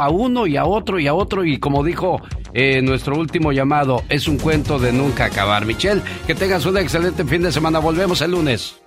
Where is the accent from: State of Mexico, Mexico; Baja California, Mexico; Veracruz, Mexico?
Baja California, Mexico; Mexicali; moved away